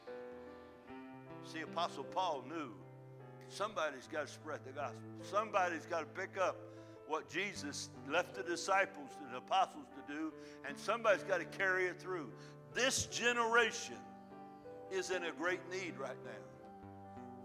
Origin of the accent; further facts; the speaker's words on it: United States; we're American